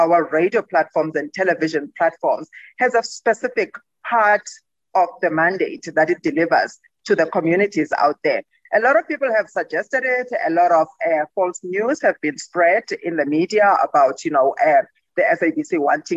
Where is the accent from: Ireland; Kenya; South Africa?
South Africa; Gqeberha, Eastern Cape; Gqeberha there. That's my hometown.